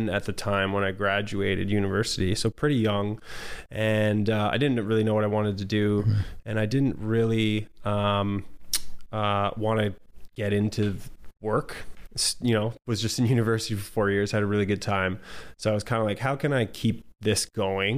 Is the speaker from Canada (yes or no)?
yes; St. Catharines, Ontario, Canada; moved away as an adult; also born or lived in Welland, Ontario / Hawaii; I grew up in Ontario, St. Catharines in Welland, Ontario